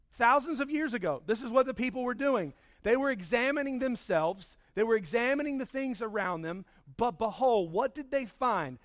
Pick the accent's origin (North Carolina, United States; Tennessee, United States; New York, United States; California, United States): North Carolina, United States; Charlotte; my home growing up in Charlotte